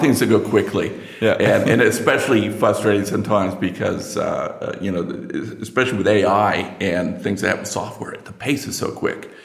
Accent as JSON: {"language": "English", "country": "United States", "also_born_or_lived": "Princeton, New Jersey", "accent": "American", "said": "because you can tell from my accent, I'm, I'm American"}